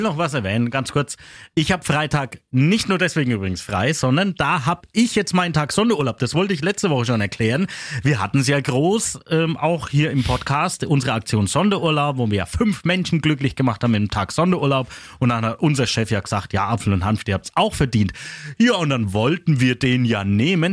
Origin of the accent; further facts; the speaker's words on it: Kronach, Bavaria, Germany; accent: Kronach dialect (Franconian); Kronicher Dialekt, das ist ja mein Dialekt